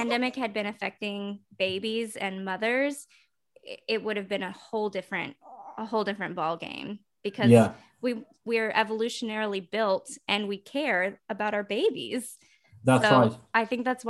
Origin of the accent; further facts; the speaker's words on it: Texas, United States; That's my home state. That's where I'm from.